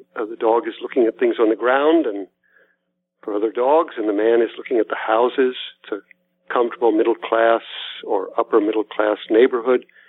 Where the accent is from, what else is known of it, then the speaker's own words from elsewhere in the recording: Lancaster, Pennsylvania, United States; moved away; I was born in Lancaster, Pennsylvania, in the heart of Amish country. Um, but my parents were Catholics, so I went to parochial school